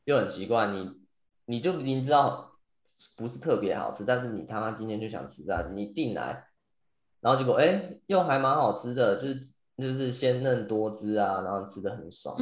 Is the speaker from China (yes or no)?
no; Taiwan; moved away; 身为一个台湾人